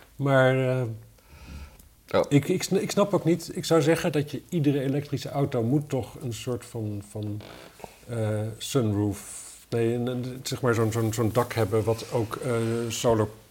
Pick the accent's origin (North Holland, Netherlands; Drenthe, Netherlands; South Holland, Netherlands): Drenthe, Netherlands; Wapserveen; now in Amsterdam, Netherlands; Ik kom, ik kom uit Wapser Veen oorspronkelijk.